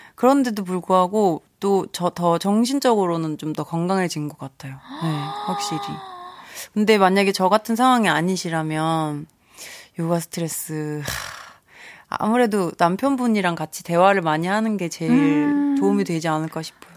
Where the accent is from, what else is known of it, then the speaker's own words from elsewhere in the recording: Wando, South Jeolla, South Korea; moved away; 제가 고향이 완도잖아요